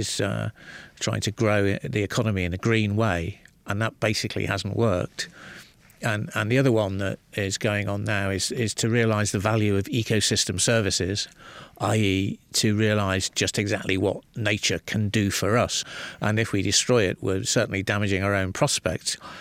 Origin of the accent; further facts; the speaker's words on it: Liverpool, North West England, United Kingdom; I grew up in the northwest of England